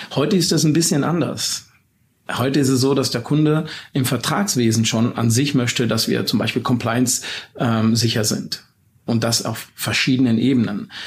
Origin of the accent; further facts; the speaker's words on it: Baden-Württemberg, Germany; bei uns in Baden-Württemberg